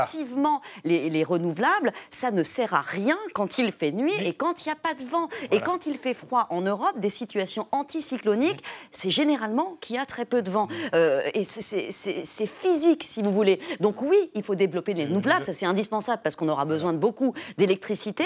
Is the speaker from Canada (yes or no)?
no; France; also born or lived in New York, United States; je suis française.